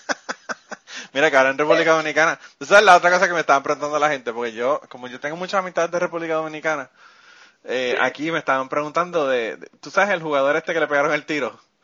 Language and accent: Spanish; Puerto Rico; moved away; los puertorriqueños hablamos como si estuviéramos cantando merengue